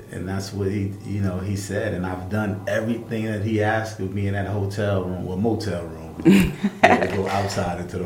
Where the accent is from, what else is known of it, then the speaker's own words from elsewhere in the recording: Newark, New Jersey, United States; the West Ward, where I grew up, where I was raised, where I was born